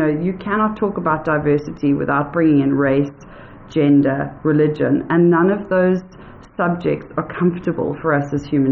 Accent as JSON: {"language": "English", "country": "South Africa", "also_born_or_lived": "United States", "said": "I'm a white female South African"}